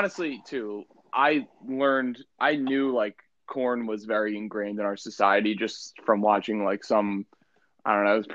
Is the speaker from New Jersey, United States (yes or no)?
yes; New Jersey, United States; we're both from New Jersey.